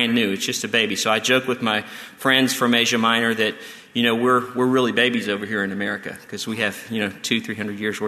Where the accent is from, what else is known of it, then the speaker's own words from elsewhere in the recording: Texas, United States; moved away; We are from Texas